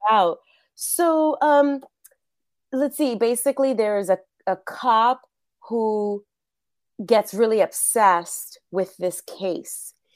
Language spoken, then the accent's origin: English; New York City, New York, United States; first language Spanish; English is a second language; moved away as an adult; now in Los Angeles, United States; growing up, I grew up in New York, and both of my parents are from Puerto Rico